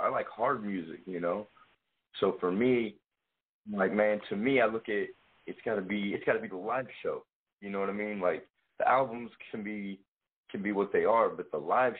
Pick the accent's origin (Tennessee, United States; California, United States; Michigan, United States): Tennessee, United States; Clarksville; moved away; also born or lived in St. Louis; I'm from Clarksville, Tennessee.